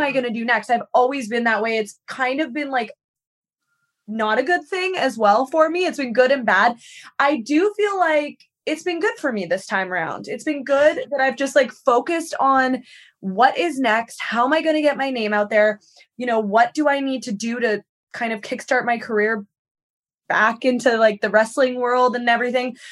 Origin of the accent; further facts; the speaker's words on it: Victoria, British Columbia, Canada; moved away as an adult; now in United States; I'm from Vancouver Island